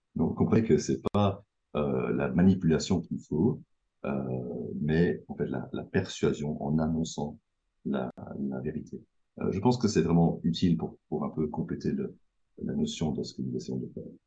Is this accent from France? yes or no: no; Belgium; je, viens de Belgique, je suis à Bruxelles actuellement